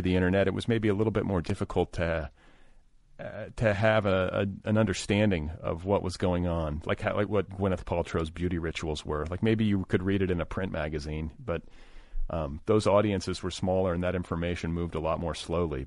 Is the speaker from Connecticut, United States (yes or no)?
no; Indiana, United States; I was raised in Indiana